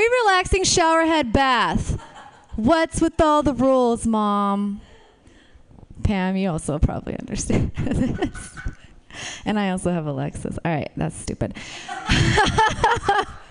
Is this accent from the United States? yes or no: no; Romania; moved away; I was born in Romania.